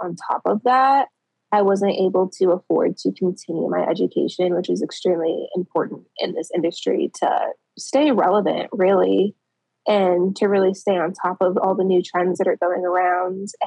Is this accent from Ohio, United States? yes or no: no; Colorado Springs, Colorado, United States; moved away as an adult; now in Indiana, United States; I'm originally from Colorado Springs